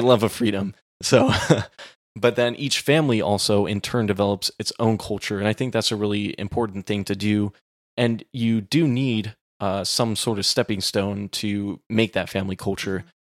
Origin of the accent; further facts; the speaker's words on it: Texas, United States; growing up in Texas